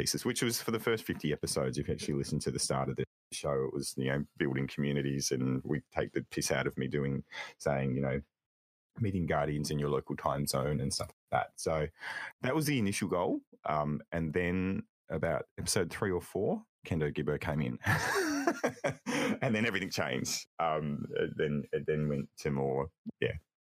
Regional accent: Australia; also born or lived in Melbourne, Australia; I'm an Aussie

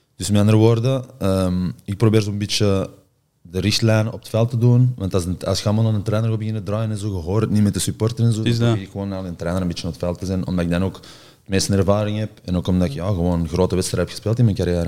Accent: Antwerp, Flanders, Belgium; moved away as an adult; also born or lived in Rome / Milan; Ik ben van Antwerpen zelf

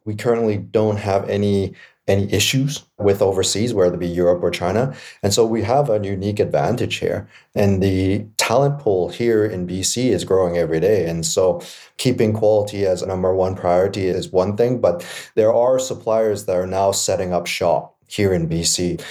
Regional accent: Vancouver, British Columbia, Canada; I'm born and raised in East Vancouver

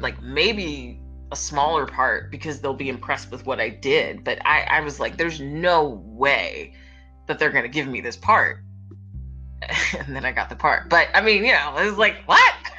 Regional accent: Philadelphia, Pennsylvania, United States; my hometown and just kind of chilling with the Philly people.

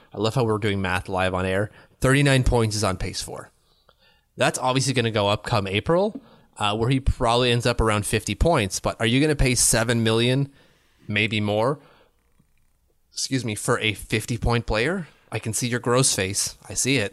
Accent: Ottawa, Ontario, Canada; I'm from Ottawa. People don't wanna move here either.

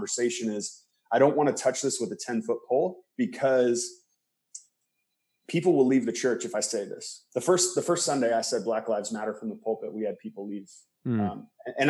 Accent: rural Indiana, United States; also born or lived in Palm Springs, California / Boston; I was born in Palm Springs, California, lived there till I was 8. And then I moved to Indiana. I always say my parents did the reverse Beverly Hillbillies because I left Palm Springs and then grew up on a farm in Indiana.

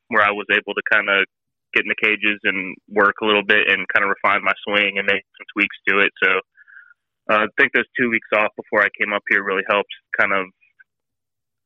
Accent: Atlanta, Georgia, United States; I'm from Atlanta

